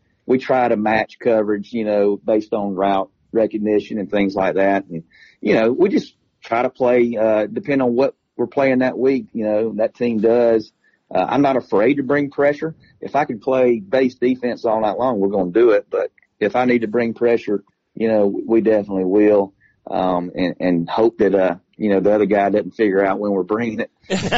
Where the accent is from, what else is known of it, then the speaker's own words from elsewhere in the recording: Stephens County, Georgia, United States; in high school back at Stevens County